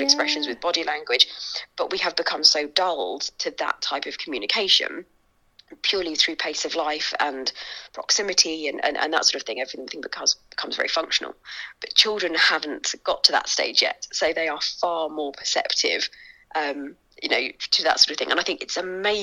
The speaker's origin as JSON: {"language": "English", "region": "London", "country": "United Kingdom", "tie": "born or raised there", "moved": "yes", "lives_now": "Suffolk, United Kingdom", "said": "I grew up in East London. I live sort of out sort of in Suffolk now"}